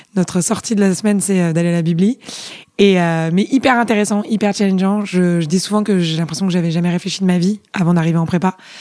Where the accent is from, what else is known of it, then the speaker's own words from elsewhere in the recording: Paris, Île-de-France, France; moved away as an adult; also born or lived in England; je suis hyper parisienne. Euh, j'ai passé toute mon enfance à Paris, euh, dans le 4e arrondissement